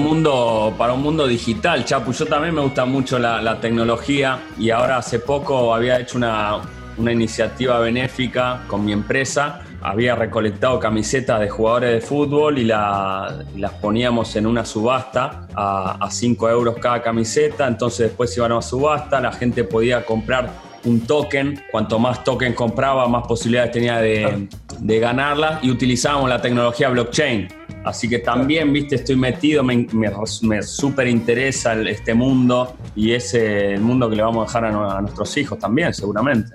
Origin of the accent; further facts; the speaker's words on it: Argentina; para un argentino